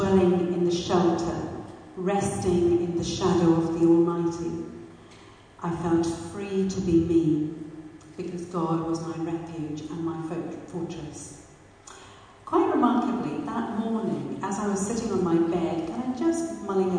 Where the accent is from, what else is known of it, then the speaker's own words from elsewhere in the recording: Pakistan; moved away; I was born and brought up in Pakistan